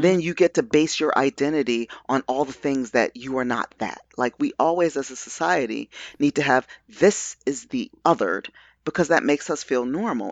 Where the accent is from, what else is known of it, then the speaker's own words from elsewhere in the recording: Baltimore, Maryland, United States; I'm a Baltimore nati-, native